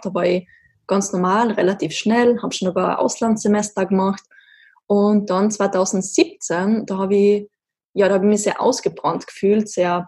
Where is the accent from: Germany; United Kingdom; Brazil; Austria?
Austria; also born or lived in Graz; sehr klischeehaft aufgewachsen in den Alpen Österreichs